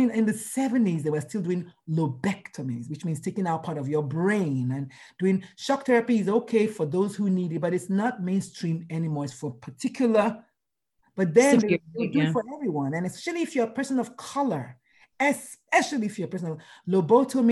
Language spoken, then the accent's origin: English; Nigeria; moved away as an adult; now in United States; going to school in Nigeria, growing up in Nigeria